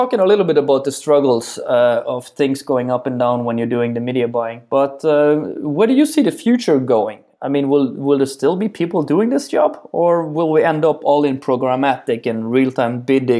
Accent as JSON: {"language": "English", "country": "Netherlands", "said": "before we just say, I'm from the Netherlands, and then, okay, that's good."}